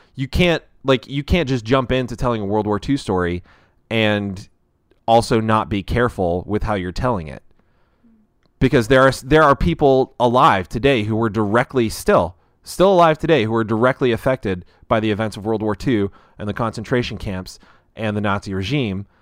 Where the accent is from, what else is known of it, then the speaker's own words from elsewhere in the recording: United States; I am an American